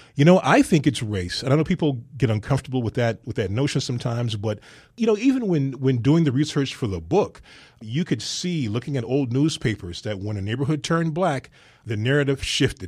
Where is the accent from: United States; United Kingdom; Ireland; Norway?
United States; Chicago, Illinois; we grew up on the South Side